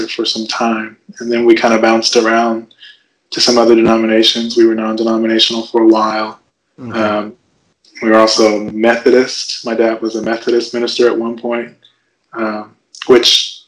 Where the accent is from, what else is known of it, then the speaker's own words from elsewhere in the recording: Evansville, Indiana, United States; my hometown is fairly Catholic.